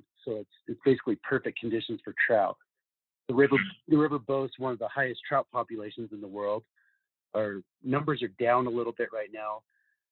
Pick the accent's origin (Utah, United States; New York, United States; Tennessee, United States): Utah, United States; Salt Lake City; I grew up in Salt Lake City